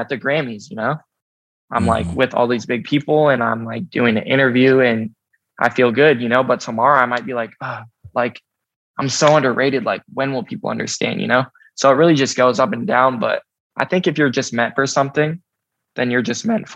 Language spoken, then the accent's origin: English; Seattle, Washington, United States; We're from Seattle together